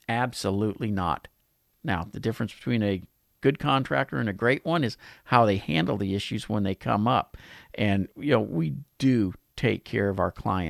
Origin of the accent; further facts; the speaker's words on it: Pasadena, Texas, United States; my hometown of Pasadena